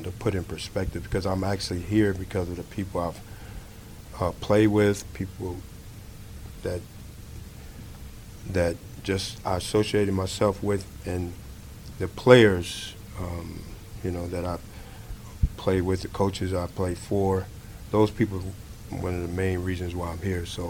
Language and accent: English; Chicago, Illinois, United States; moved away as an adult; also born or lived in Texas; coming from where I came from Chicago